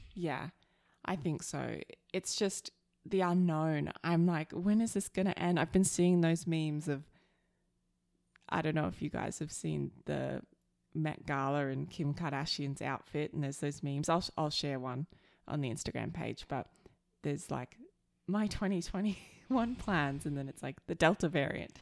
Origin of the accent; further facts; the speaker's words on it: Australia; now in Alberta, Canada; I'm the Aussie